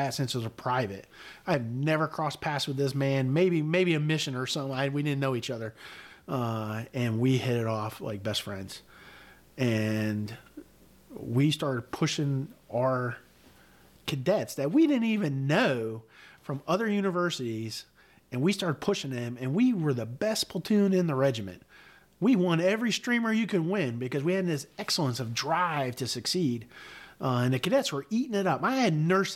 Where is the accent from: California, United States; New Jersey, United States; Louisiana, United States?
New Jersey, United States; Newton; moved away as an adult; also born or lived in Connecticut; New Jersey, where I grew up in Newton